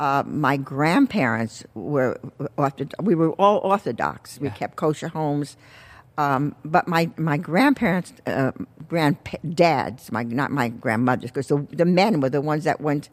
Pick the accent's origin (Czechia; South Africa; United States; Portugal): United States; New York City, New York; moved away as an adult; now in California, United States; I grew up in the Bronx, New York. In case you thought this was a Southern accent. But this is where I was from, the Bronx.